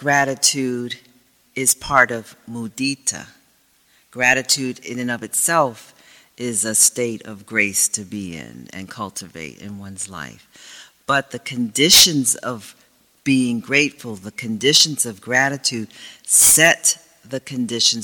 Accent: United States; I come from some people that had enough suffering in this country in terms of I'm African American

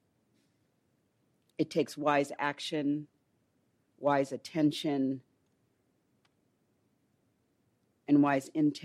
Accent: Los Angeles, California, United States; moved away; I grew up in Los Angeles in South LA.

